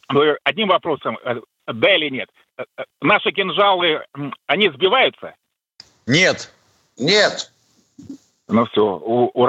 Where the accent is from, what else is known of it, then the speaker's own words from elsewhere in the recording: Novosibirsk, Novosibirsk Oblast, Russia; Ну, я лет 10 назад был в Москве, но, скажем, мне не понравилось, что я сам из Новосибирска